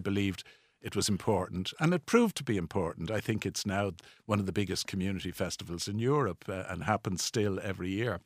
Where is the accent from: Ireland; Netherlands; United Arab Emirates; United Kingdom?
Ireland; Dublin, Leinster; in the 1950s, when I grew up in Balls Bridge, it was anything but a posh place